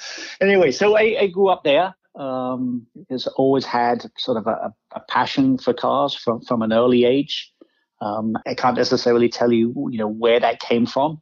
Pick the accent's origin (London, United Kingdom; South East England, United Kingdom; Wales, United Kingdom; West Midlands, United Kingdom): South East England, United Kingdom; Kent; now in Detroit, United States; I grew up in Kent, southeast England